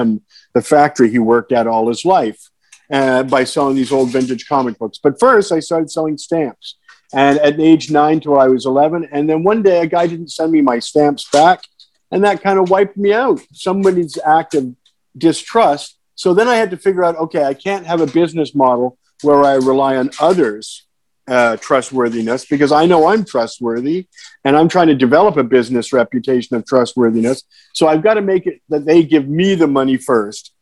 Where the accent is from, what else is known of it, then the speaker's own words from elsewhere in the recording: London, Ontario, Canada; now in North Vancouver, Canada; I'm from a little less industrial town, London, Ontario